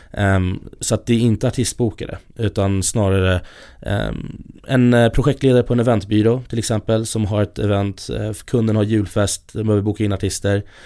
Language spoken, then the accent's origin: Swedish; Stockholm, Stockholm County, Sweden; jag kommer från Stockholm, från ja, här i Stockholm